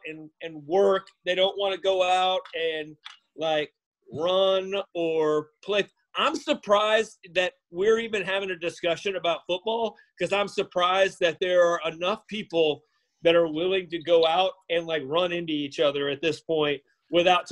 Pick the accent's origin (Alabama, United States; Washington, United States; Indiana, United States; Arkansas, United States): Alabama, United States; Northern; I'm from Northern Alabama